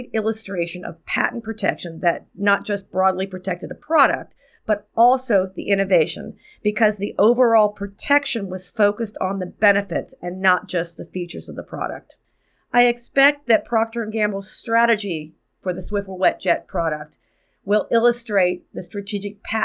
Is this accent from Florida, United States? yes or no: yes; Miami, Florida, United States; my hometown of Miami